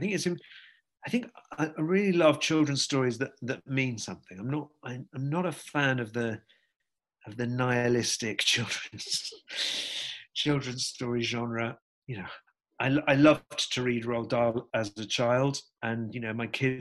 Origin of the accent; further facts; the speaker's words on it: the Northwest, North West England, United Kingdom; I'm from the same part of the world. I'm from the Northwest